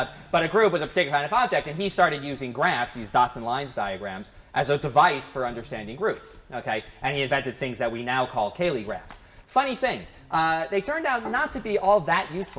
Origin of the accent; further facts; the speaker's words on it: near Princeton, New Jersey, United States; I grew up near Princeton, New Jersey